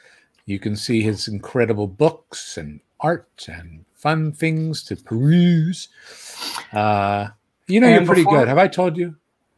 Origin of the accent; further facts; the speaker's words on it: Trenton, New Jersey, United States; also born or lived in Philadelphia / Camden; we were born in Trenton, but our family's from Philly and Camden.